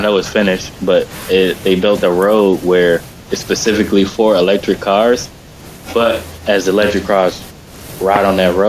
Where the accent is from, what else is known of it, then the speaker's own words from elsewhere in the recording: Detroit, Michigan, United States; Like, I know I'm from Detroit.